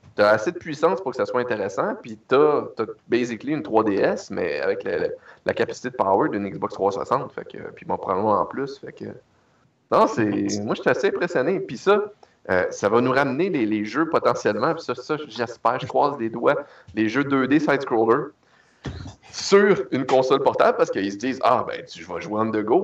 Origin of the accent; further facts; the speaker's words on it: Canada; je suis un Canadien